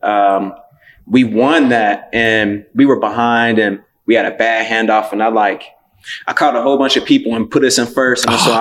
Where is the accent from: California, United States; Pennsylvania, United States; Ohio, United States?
Ohio, United States; Cincinnati; I'm from Cincinnati